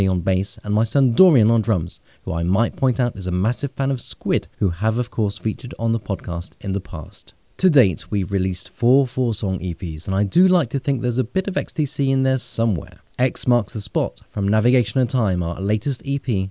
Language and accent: English; Bristol, South West England, United Kingdom; now in Bordeaux, France; I'm based in Bordeaux, southwestern France, and I'm originally from Bristol.